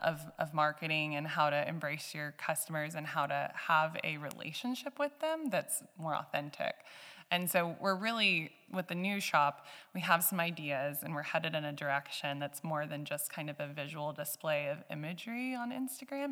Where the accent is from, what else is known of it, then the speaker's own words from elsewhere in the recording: Georgetown, Texas, United States; also born or lived in Canada; now in Johnson City, United States; I've, I've grown up in Central Texas, um, as, as Seth, and we met back in our hometown of Georgetown